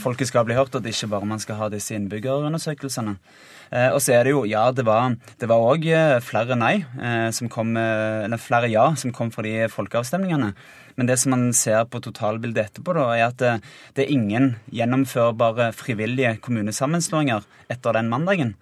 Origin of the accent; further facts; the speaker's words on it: Finnøy, Rogaland, Norway; jeg kommer jo fra ei lita øy som heter Finnøy, en øykommune